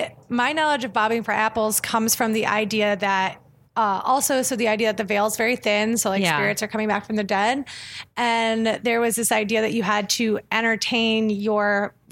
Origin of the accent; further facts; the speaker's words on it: Ohio, United States; moved away as an adult; I'm from Ohio. And so you would go out to a real pumpkin patch.